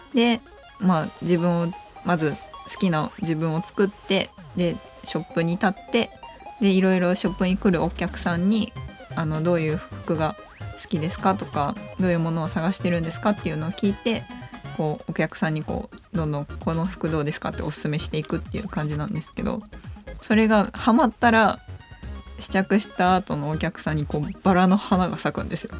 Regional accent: Tokushima, Japan; 徳島県出身です

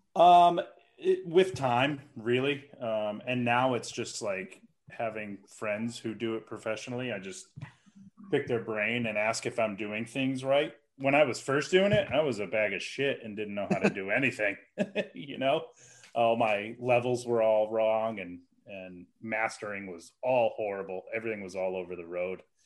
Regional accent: Western Massachusetts, United States; I'm from Western Massachusetts

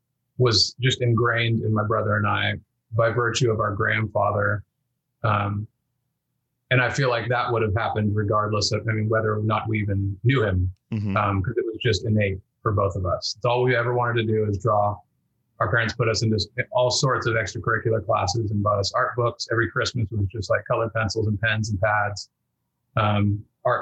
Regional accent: Elk Grove, California, United States; born or raised there; moved away as an adult; also born or lived in Bend, Oregon / Whittier, California; now in Seattle, United States

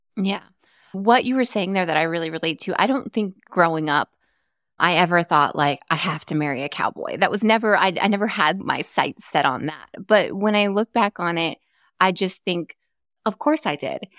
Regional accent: Arizona, United States; I grew up in Arizona.

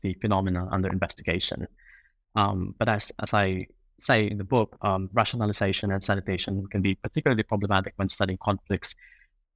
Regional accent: Philippines; I grew up in the Philippines

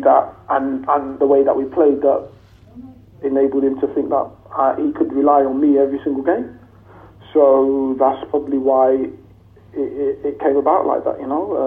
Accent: Leicester, East Midlands, United Kingdom; moved away as an adult; also born or lived in Liverpool; I'm from Leicester

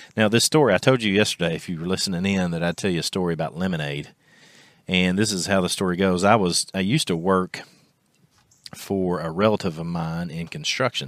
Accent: Kentucky, United States; our local high school here in my hometown in Kentucky

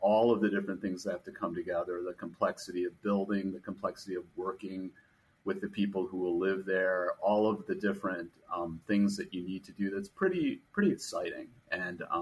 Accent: Chicago, Illinois, United States; moved away; I grew up in Chicago

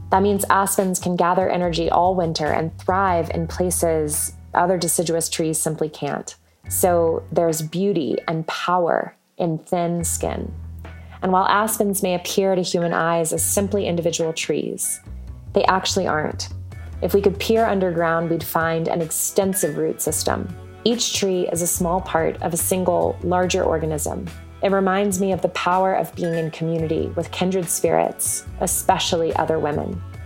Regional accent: Atlanta, Georgia, United States; now in Colorado, United States; I'm from Atlanta, Georgia, but sending these thoughts in from Colorado.

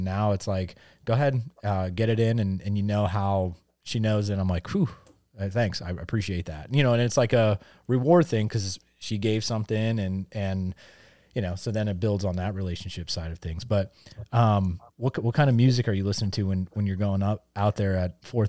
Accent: Pennsylvania, United States; growing up in Northeast Pennsylvania, there's a band.

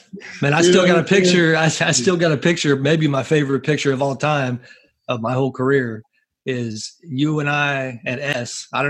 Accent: Bay Area near San Francisco, California, United States; as a kid, I grew up in the Bay Area near San Francisco

